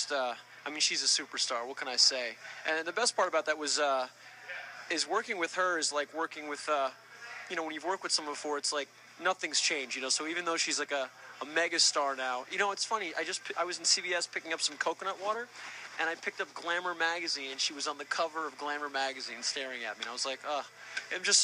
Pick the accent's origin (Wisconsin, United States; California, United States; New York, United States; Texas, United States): New York, United States; moved away; It was my first real premiere, and in my hometown with my family